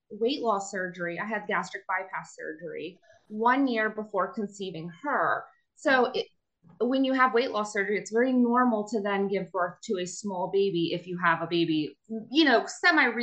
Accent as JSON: {"language": "English", "region": "Pennsylvania", "country": "United States", "said": "I am from Pennsylvania"}